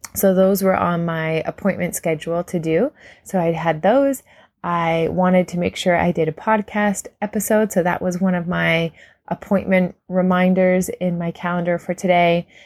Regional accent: Canada; as a Canadian

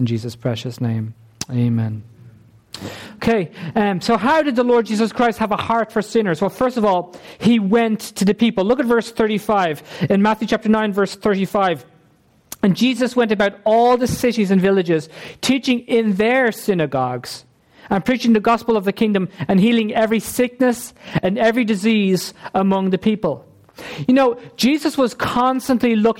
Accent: Ireland; We're the Irish nation. Okay? We're an Irish ethnic group

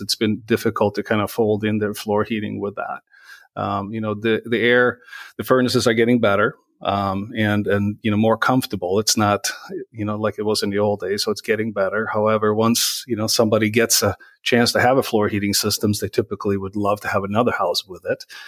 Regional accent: Sweden; moved away as an adult; now in Minnesota, United States; growing up in Sweden

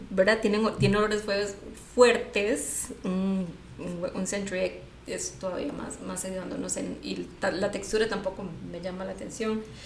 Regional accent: San José, Costa Rica; yo soy de aquí de San José

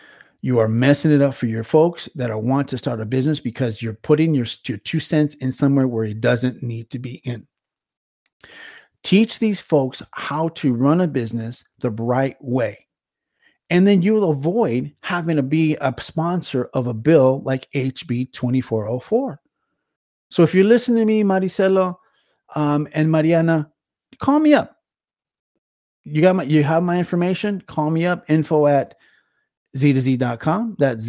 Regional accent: California, United States; moved away; Again, I love my state, love it very much, born and raised in California.

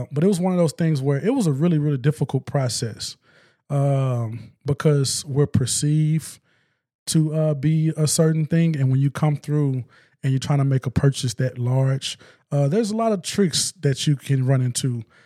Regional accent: West Memphis, Arkansas, United States; now in Northwest Arkansas, United States; I'm from West Memphis

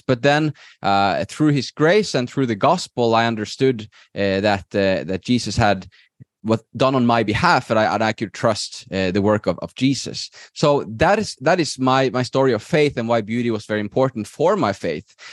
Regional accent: Norway; moved away as an adult; now in Spain; I'm originally from Norway, I, I live in, in Spain right now with my wife

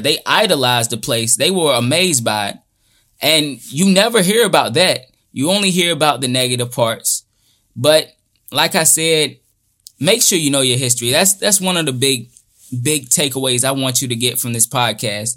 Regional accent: United States; growing up in America

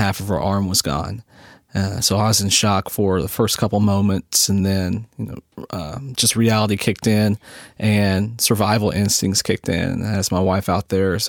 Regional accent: Ironton, Ohio, United States; moved away as an adult; also born or lived in Huntington, West Virginia; now in North Carolina, United States; I'm from a little town in southeast Ohio called Ironton

